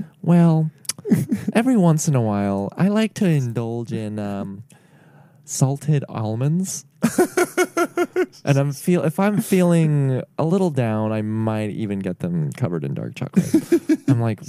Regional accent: United States; I grew up in like very close to Mexico. So there's a lot of Mexicans in my hometown.

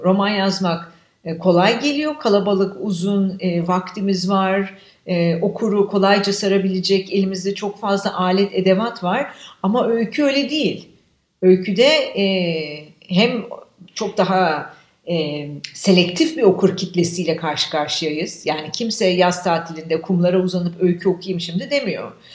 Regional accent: Istanbul, Turkey; Şimdi ben adada, büyük adada büyüdüm. E, bütün çocukluğum boyunca oradaydım.

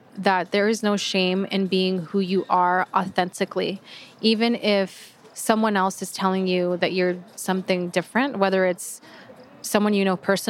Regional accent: Mexico; And so now I'm very proud to say that I'm from Mexico

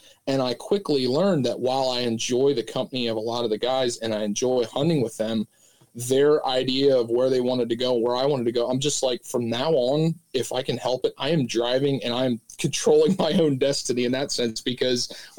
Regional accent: Pennsylvania, United States; I'm located down here in Southeast Pennsylvania. I grew up, I could almost see Cabela's from the house I grew u

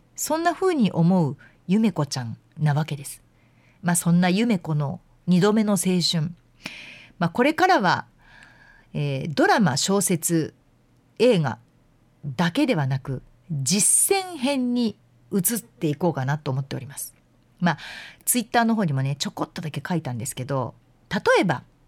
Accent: Yamanashi, Japan; moved away; 山梨って私の実家

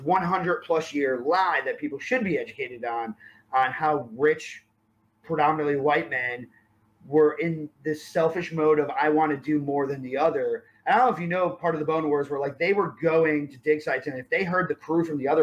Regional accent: East Coast, United States; moved away as an adult; now in Texas, United States; growing up in East Coast

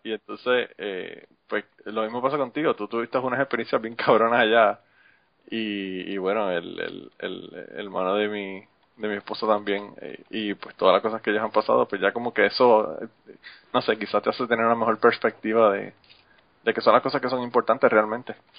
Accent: Utuado, Puerto Rico; moved away as an adult; now in United States; Yo soy Utuado.

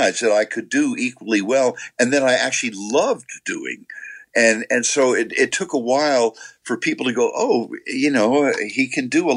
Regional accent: New York, United States; growing up in New York

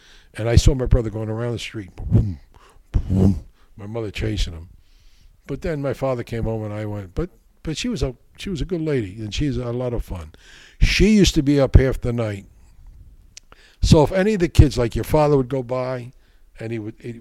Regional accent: Newark, New Jersey, United States; I grew up in Newark, the north end of Newark.

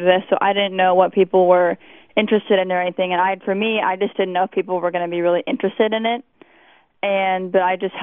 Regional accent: Galveston, Texas, United States; I was born on Galveston Island in Texas

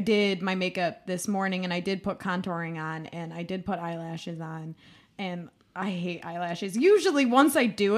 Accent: Medina, Ohio, United States; I am from Medina.

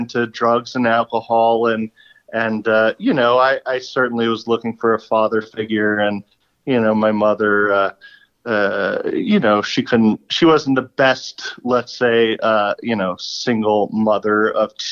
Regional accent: Los Angeles, California, United States; moved away; I'm from Los Angeles.

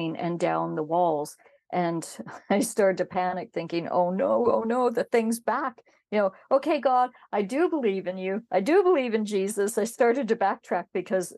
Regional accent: Canada; I'm Métis from Canada

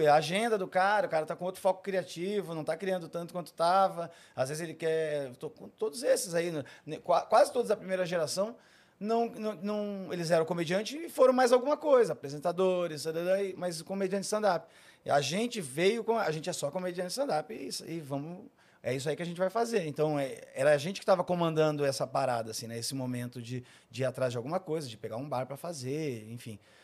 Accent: Esteio, Rio Grande do Sul, Brazil; moved away as an adult; now in São Paulo, Brazil; Eu nasci em Esteio, perto de Porto Alegre, no Rio Grande do Sul.

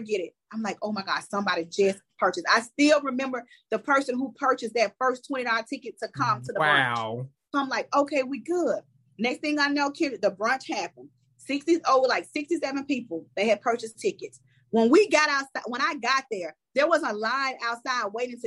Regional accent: Mississippi, United States; I'm from Mississippi

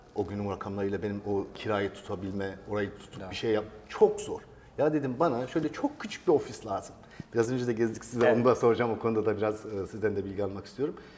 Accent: Seydişehir, Konya, Turkey; Ee, ben Seydişehir Konya doğumluyum

